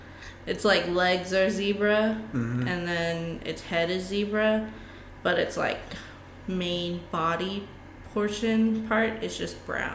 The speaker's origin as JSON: {"language": "English", "town": "San Antonio", "region": "Texas", "country": "United States", "tie": "born there", "said": "I was born in San Antonio, Texas."}